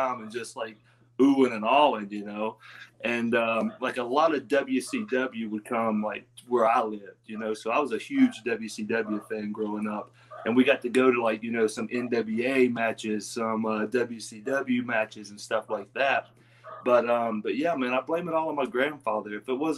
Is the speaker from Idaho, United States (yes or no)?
no; Pineville, West Virginia, United States; accent: country; originally, man, I'm from Pineville, West Virginia. A little small town country boy.